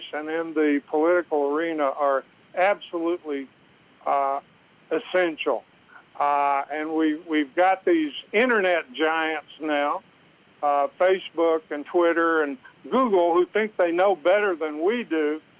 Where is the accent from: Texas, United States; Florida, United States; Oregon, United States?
Texas, United States; Southeast; I grew up in the South. I grew up in Southeast Texas